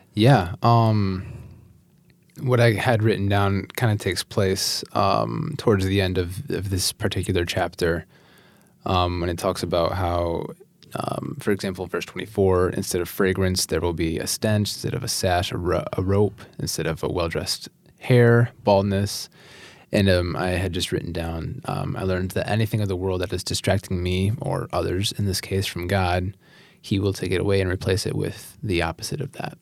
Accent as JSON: {"language": "English", "town": "Lake City", "region": "Michigan", "country": "United States", "also_born_or_lived": "Grand Rapids, Michigan", "moved": "as an adult", "lives_now": "Holland, United States", "said": "I come originally from Lake City, Michigan."}